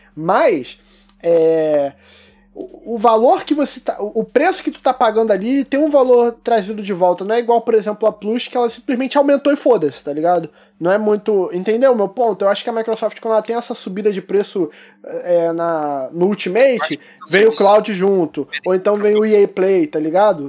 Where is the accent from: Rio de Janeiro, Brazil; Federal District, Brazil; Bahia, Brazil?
Rio de Janeiro, Brazil; Eu sou carioca